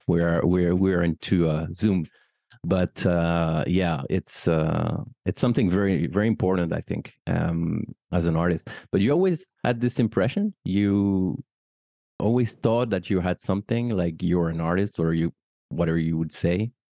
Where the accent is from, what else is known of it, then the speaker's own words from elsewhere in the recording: France; as a French person